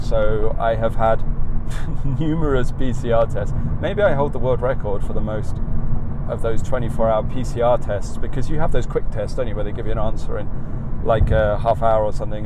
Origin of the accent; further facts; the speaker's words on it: England, United Kingdom; accent: English; moved away as an adult; now in United States; the more people I met who recognised me as the only Englishman, I became more English. My accent became more English than it's ever been before